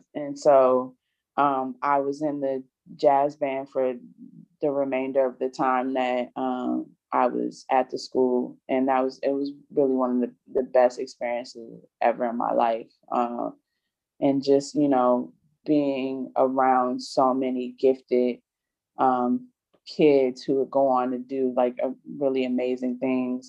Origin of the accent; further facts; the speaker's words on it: Prince George's County, Maryland, United States; also born or lived in Atlanta, Georgia; raised primarily in PG County, um, originally from Atlanta, Georgia